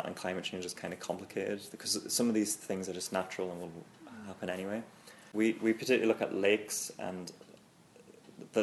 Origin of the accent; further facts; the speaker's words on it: Newcastle upon Tyne, North East England, United Kingdom; moved away; also born or lived in Chicago, Illinois; I'm from Newcastle in England.